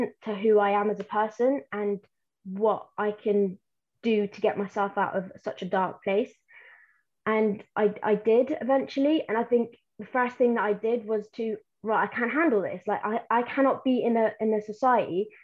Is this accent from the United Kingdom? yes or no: yes; Plymouth, South West England, United Kingdom; English is a second language; also born or lived in Yemen; I'm from Plymouth